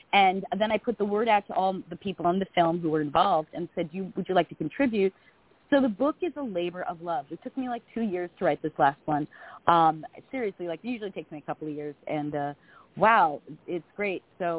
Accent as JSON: {"language": "English", "town": "Long Island", "region": "New York", "country": "United States", "said": "And I talk like this, so don't be confused. I'm a woman from Long Island."}